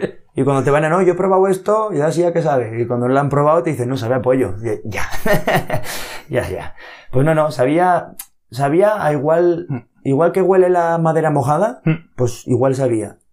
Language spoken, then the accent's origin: Spanish; Monzón, Aragon, Spain; los tofudos que somos